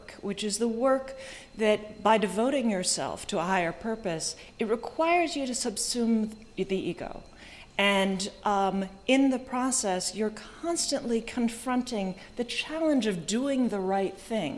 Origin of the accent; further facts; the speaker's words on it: Silicon Valley, California, United States; I grew up in Silicon Valley